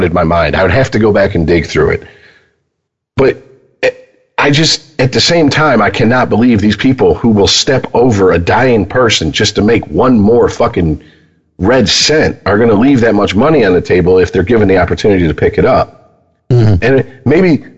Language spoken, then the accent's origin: English; United States; we're American